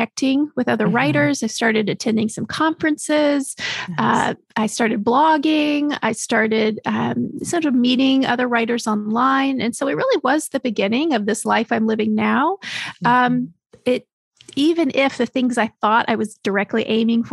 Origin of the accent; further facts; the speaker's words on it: Texas, United States; moved away; also born or lived in Chicago; I grew up in Texas.